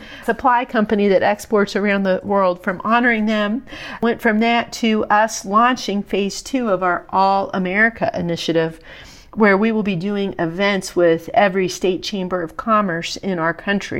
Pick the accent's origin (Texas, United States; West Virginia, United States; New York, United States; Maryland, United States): West Virginia, United States; I'm from West Virginia, so our state food is what I would export.